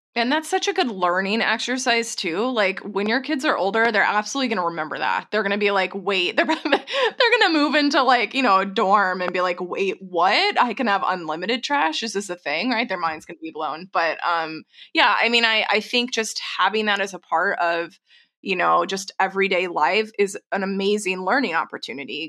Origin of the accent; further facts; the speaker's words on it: Texas, United States; moved away; I grew up in Tornado Alley. I'm from Texas originally